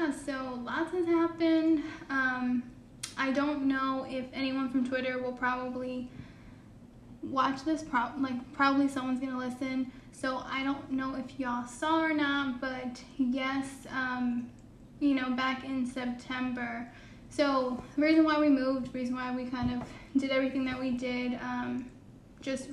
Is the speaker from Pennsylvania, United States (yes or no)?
no; Connecticut, United States; also born or lived in Houston, Texas; now in Mississippi, United States; I'm originally from Connecticut.